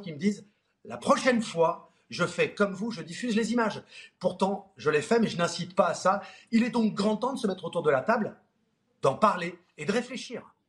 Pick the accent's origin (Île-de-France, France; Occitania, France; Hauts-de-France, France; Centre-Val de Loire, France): Hauts-de-France, France; Nord; On est du Nord tous les trois